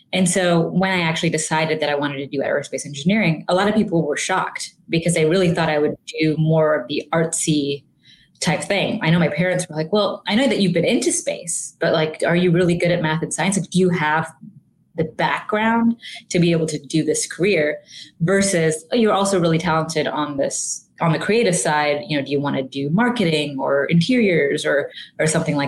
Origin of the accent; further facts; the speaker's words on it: England, United Kingdom; now in Houston, United States; Yeah. So I was born and raised in England. My parents were born and raised in India, and they moved to England shortly after they got married.